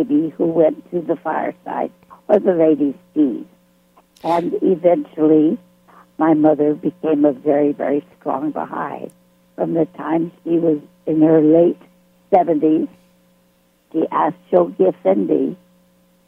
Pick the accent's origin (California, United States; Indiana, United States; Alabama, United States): California, United States; Berkeley; also born or lived in Los Angeles, California / New York / Mexico; I grew up in Berkeley, California